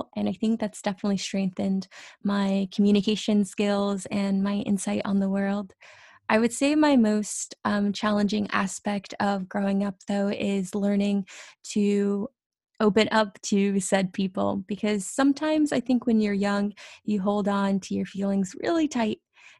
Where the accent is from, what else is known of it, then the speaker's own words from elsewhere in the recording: Fresno, California, United States; born there; also born or lived in Orlando / Texas / Kansas / Mississippi; I was born in Fresno, California, but I also have lived in Orlando and Texas and Kansas and Mississippi and New Jersey and DC.